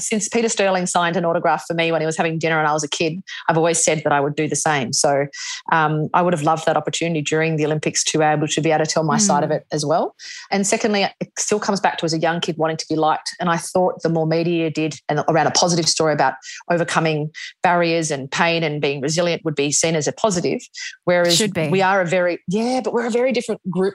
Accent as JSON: {"language": "English", "country": "Australia", "said": "we're Australian."}